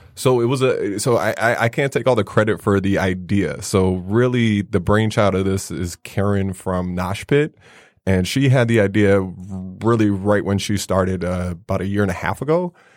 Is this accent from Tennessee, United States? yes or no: no; Chicago, Illinois, United States; growing up in Chicago